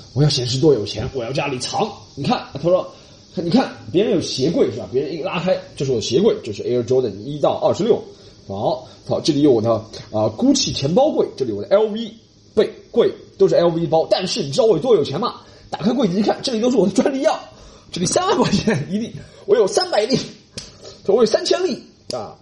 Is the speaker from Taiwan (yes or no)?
no; China; 我们中国人在家就是喝热水，怎么样，怎么样，怎么样，吃热饭、热菜